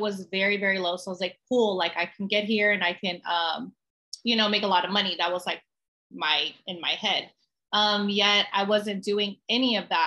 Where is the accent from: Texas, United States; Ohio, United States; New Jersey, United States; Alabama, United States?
Texas, United States; San Antonio; also born or lived in California; I'm born and raised in San Antonio